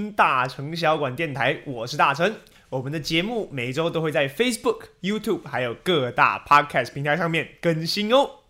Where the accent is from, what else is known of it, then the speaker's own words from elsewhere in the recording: Italy; 我们意大利人